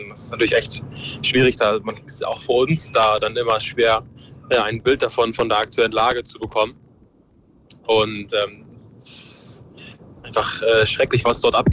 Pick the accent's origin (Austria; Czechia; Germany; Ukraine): Ukraine; Ich bin selber Ukrainer, ich habe Familie vor Ort